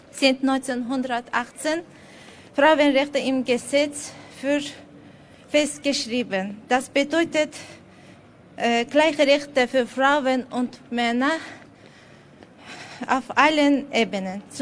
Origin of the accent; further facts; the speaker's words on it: Azerbaijan; now in Austria; Ich komme aus Aserbaidschan. Ich bin seit sechs Jahren Asylwerberin in Österreich, gemeinsam mit drei Kindern und meinem Mann.